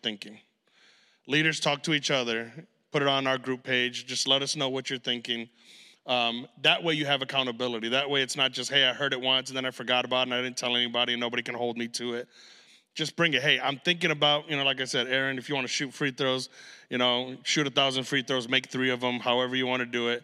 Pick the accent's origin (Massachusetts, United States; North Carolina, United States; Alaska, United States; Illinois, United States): Illinois, United States; Chicago; we're from Chicago